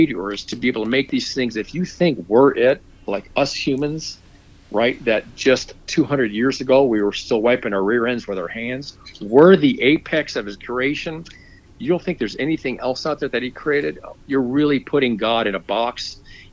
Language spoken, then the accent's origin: English; Florida, United States; moved away as an adult; now in Georgia, United States; When I grew up in Florida, come from a Christian background.